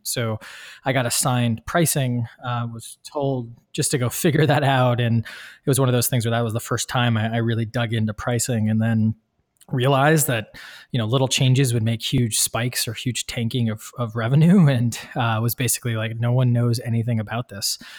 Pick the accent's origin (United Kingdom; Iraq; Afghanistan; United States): United States; Midwest; moved away; I'm from the Midwest originally